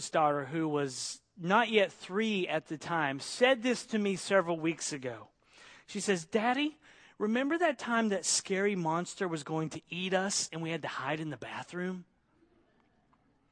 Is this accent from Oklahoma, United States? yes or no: yes; Oklahoma, United States; moved away; I grew up in Oklahoma in Tornado Alley